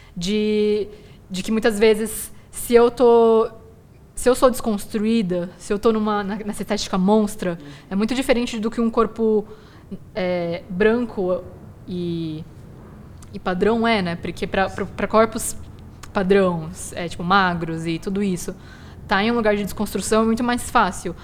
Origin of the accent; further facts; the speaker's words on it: Brazil; os asiáticos brasileiros tem um limbo muito grande que é a gente não é aceito aqui como brasileiro